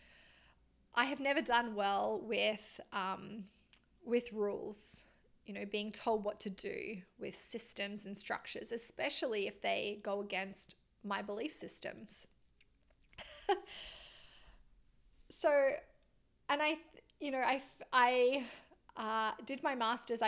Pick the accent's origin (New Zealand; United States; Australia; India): Australia; moved away as an adult; also born or lived in Melbourne, Australia; now in Canada; I'm Australian